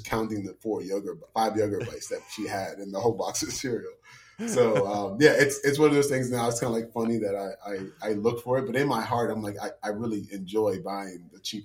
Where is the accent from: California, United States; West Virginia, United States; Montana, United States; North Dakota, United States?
West Virginia, United States; Morgantown; moved away as an adult; also born or lived in Shepherdstown, West Virginia; West Virginia, I'm from Morgantown, grew up there